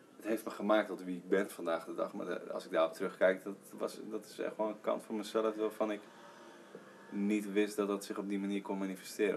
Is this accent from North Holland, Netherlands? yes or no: no; Heerenveen, Friesland, Netherlands; also born or lived in Leeuwarden; ik ben gewoon opgegroeid in Heerenveen en ik, gewoon Nederlandse jongen